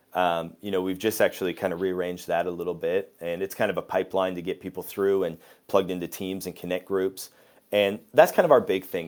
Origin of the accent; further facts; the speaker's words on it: Waterloo, Ontario, Canada; moved away as an adult; also born or lived in Australia / Sweden; I grew up in Waterloo, which is where Slate Church is